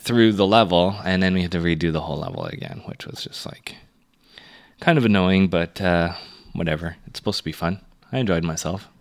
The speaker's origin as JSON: {"language": "English", "town": "Toronto", "region": "Ontario", "country": "Canada", "said": "as a Canadian or as a Torontonian or as an Ontarian"}